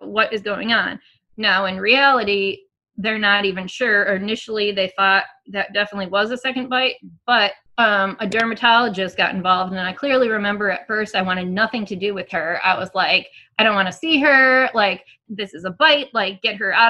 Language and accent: English; Michigan, United States; now in Tennessee, United States; I'm from Michigan.